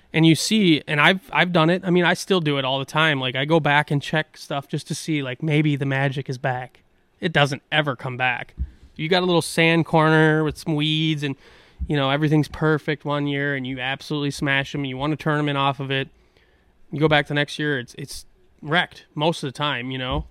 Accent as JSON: {"language": "English", "town": "La Crosse", "region": "Wisconsin", "country": "United States", "tie": "born or raised there", "said": "some of those sloughs where I grew up in Goose Island"}